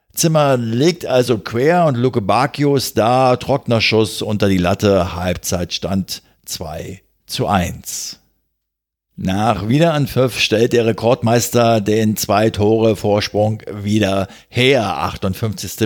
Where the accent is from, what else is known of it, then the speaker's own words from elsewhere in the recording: Berlin, Germany; als Berliner